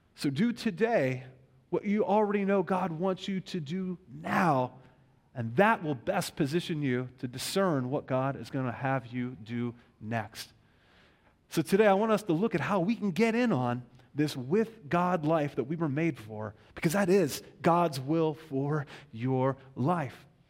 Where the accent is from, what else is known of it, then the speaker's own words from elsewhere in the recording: Western Pennsylvania, United States; also born or lived in Pittsburgh; a kind of civil religious context is where I grew up in Western Pennsylvania.